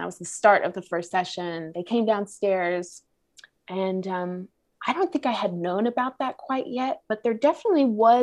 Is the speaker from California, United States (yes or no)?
yes; Los Angeles, California, United States; my LA native makeup